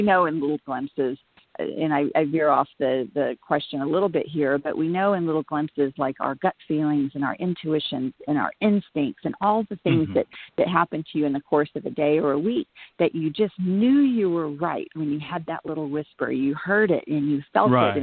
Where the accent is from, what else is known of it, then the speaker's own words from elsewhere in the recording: Texas, United States; moved away; also born or lived in Los Angeles / New York; raised in Texas, and you know, grassroots and just Bible Belt area